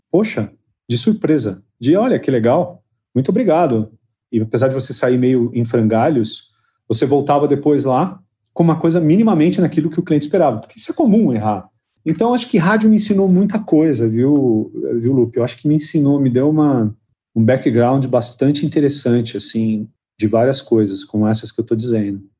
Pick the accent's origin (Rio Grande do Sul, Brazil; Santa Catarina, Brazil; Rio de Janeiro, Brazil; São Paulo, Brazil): São Paulo, Brazil; São José do Rio Preto; moved away as an adult; also born or lived in Lisbon, Portugal; Eu saí de Rio Preto com 24 anos, né? 24 para 25 anos eu saí